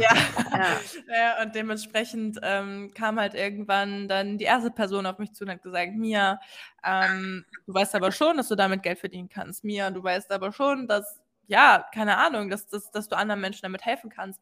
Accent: Hamburg, Germany; Ich komme aus der Nähe von Hamburg. Ähm, bezeichne mich gerne aber trotzdem immer als gebürtige Hamburgerin.

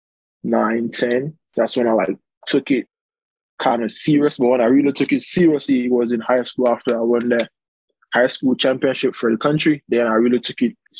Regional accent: Punta Gorda, Toledo District, Belize; English is a second language; moved away as an adult; now in Lancaster, California, United States; I'm from Punta Gorda, born and raised in Punta Gorda

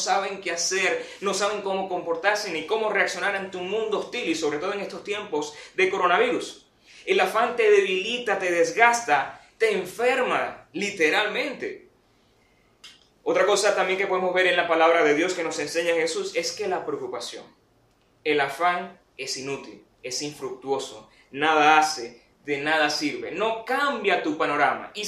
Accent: Venezuela; Y en nuestro caso como venezolanos creo que se sumarían otras situaciones aún más graves.

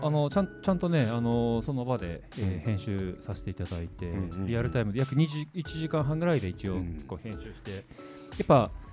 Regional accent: Mori, Hokkaido, Japan; 僕も小さい頃からこう森町に住んでます

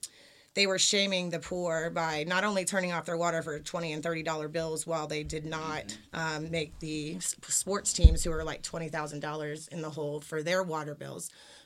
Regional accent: Charleston, South Carolina, United States; I'm from Charleston, South Carolina. I was raised by Yankees, so I sound a little different. I say y'all a little sassier than most, but I still eat boiled peanuts and all that good stuff.

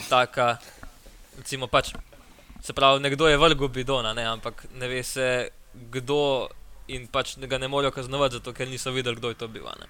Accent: Slovenia

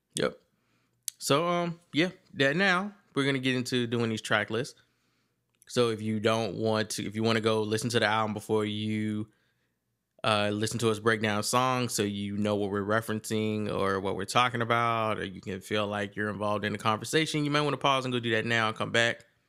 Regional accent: Virginia, United States; I'm from Virginia

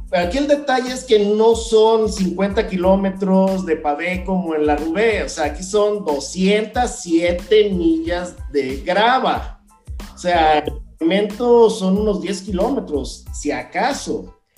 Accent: Veracruz, Mexico; moved away as an adult; now in Mexico City, Mexico; vengo del puerto de Veracruz

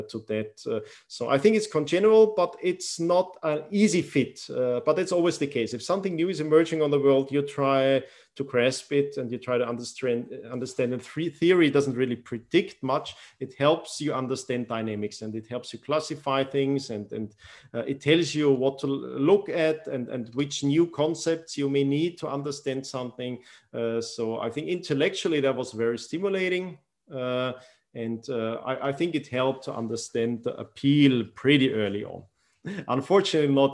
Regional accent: Austria; also born or lived in Iran; growing up in Austria

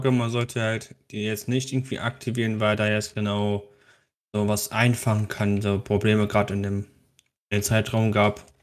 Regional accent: Switzerland; ob es {S1} Volk generell noch gibt bei uns in der Schweiz.

